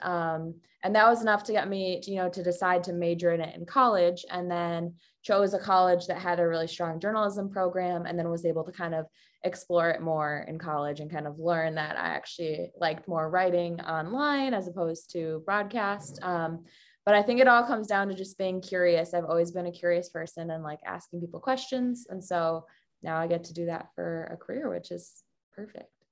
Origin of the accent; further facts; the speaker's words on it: Chicago, Illinois, United States; moved away as an adult; also born or lived in Missouri / San Francisco; now in Milwaukee, United States; I grew up in the Chicago area